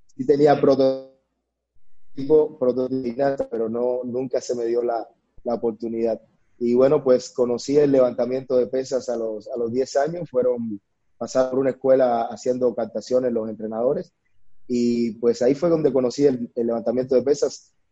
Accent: Cuba; moved away as an adult; now in Mexico; nací en Cuba, eh, donde inicié mi, mi, carrera profesional. Desde muy pequeño, inicié a la edad de los 10 años.

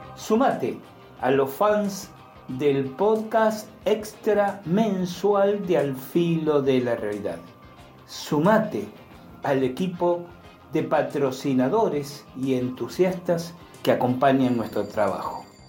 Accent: Chile; Yo vengo de Chile

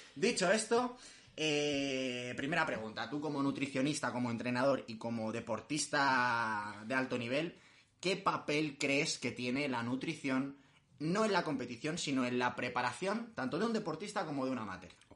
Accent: Madrid, Community of Madrid, Spain; los que somos de Madrid

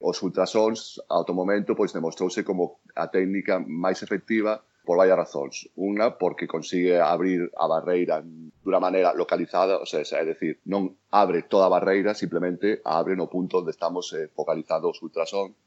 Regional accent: A Coruña, Galicia, Spain; moved away as an adult; now in New York, United States; na miña terra

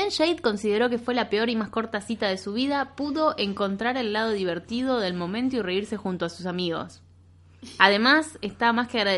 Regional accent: United Kingdom; Una joven británica de 28 años, podría ser yo, porque también soy británica.

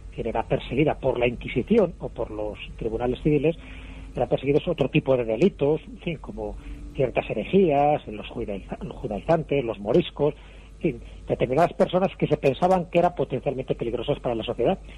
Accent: Spain

